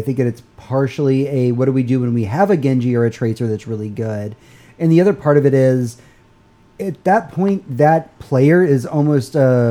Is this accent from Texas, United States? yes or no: yes; Houston, Texas, United States; now in Austin, United States; I am from Houston